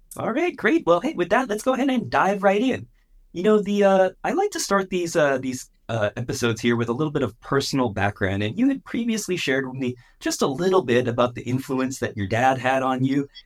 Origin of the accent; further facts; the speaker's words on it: San Francisco Bay Area, California, United States; I'm also originally from the San Francisco Bay Area